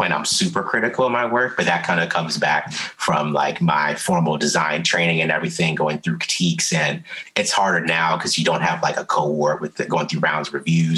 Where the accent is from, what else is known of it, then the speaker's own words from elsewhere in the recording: Columbia, Maryland, United States; also born or lived in Baltimore, Maryland; I'm from Columbia, but, you know, I've always, my family's in Baltimore, you know, I went to school in the county, always played in the city and everywhere.